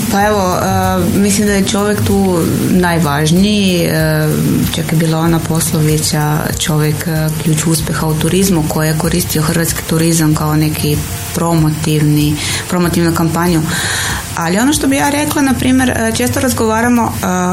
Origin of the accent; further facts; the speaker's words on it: Slovenia; now in Croatia; ja sam Slovenka